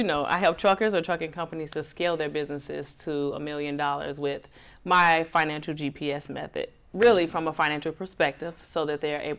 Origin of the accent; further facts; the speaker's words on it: Chicago, Illinois, United States; moved away as an adult; now in Atlanta, United States; Born and raised in Chicago, Illinois.